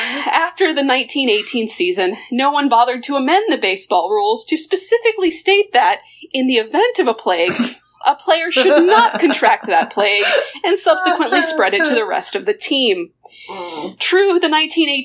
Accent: Florida, United States; moved away; Florida is my home state

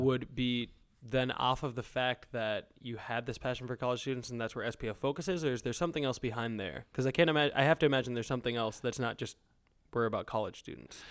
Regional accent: Minnesota, United States; moved away; We're actually, uh, up in Minnesota right now. Uh, so back in my home state

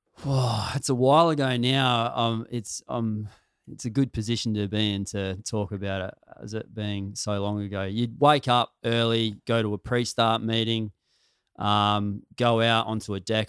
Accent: country South Australia, Australia; I'm from country South Australia.

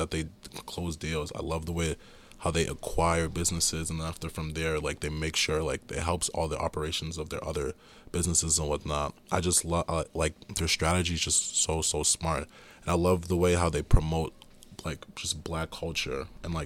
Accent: Boston, Massachusetts, United States; also born or lived in Randolph, Massachusetts; I was born and raised in Roxbury

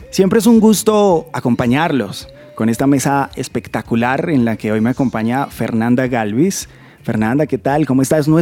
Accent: Bogotá, Colombia; yo soy bogotano

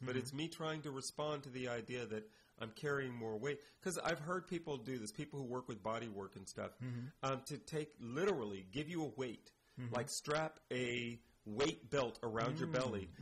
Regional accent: United States; as an American

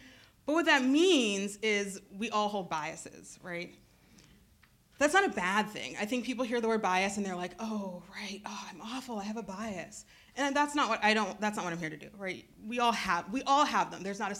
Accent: Midwest, United States; born there; also born or lived in Cambridge, Massachusetts / Maine; I have grown up in a lot of spaces. I was born in the Midwest, and then I moved to Cambridge, Massachusetts, land of Harvard, right? And then I moved to Maine.

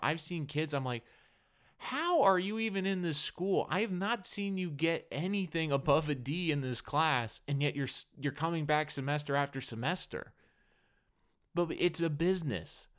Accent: New England, United States; I grew up in New England

